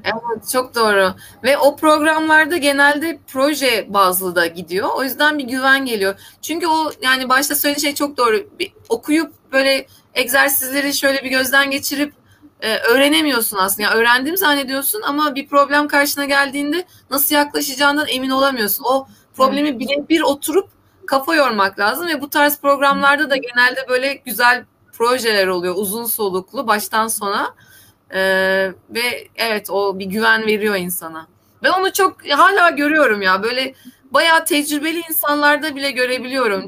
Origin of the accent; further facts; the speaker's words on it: Black Sea Region, Turkey; ben Karadenizliyim